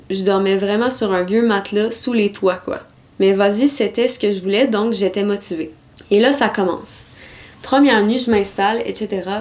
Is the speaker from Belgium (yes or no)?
no; Nouvelle-Aquitaine, France; Moi, je viens de Dordogne